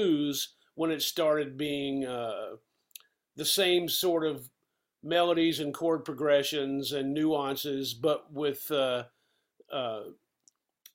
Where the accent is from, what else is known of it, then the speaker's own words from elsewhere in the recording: Asheville, North Carolina, United States; growing up at that time in the South, regional music was still very important. You know, the people in Asheville and that part of North Carolina